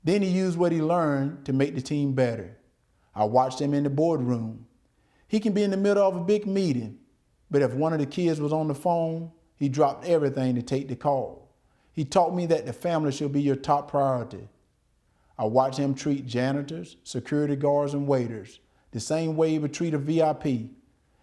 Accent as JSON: {"language": "English", "region": "Deep South", "country": "United States", "tie": "born or raised there"}